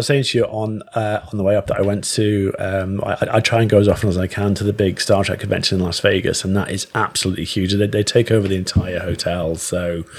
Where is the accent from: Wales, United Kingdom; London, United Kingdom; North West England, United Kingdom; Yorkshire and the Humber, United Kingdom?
Wales, United Kingdom; Wrexham; I am from Wrexham, but I have worked. I did work in Shrewsbury quite a bit